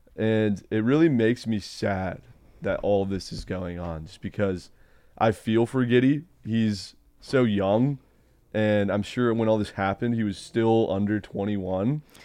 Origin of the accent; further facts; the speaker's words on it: Newport Beach, California, United States; moved away; I came from Newport Beach